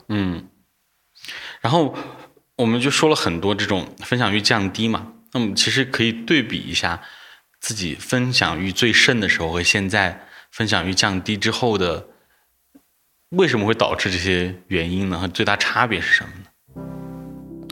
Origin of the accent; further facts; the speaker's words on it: Anhui, China; now in Chengdu, China; 我是，呃，老家安徽的